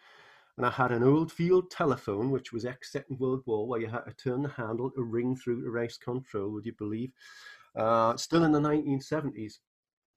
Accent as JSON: {"language": "English", "town": "Newcastle upon Tyne", "region": "North East England", "country": "United Kingdom", "tie": "born or raised there", "accent": "northern", "moved": "yes", "lives_now": "St. Louis, United States", "said": "I was brought up in Newcastle upon Tyne in England, which has a particular northern accent"}